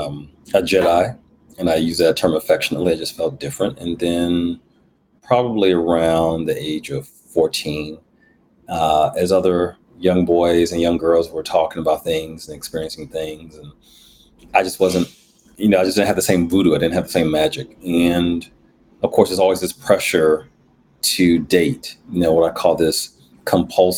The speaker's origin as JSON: {"language": "English", "town": "Milwaukee", "region": "Wisconsin", "country": "United States", "tie": "born or raised there", "also_born_or_lived": "New Jersey", "said": "I grew up in Milwaukee, otherwise known as the Mill, the 414, MKE, Bruce City"}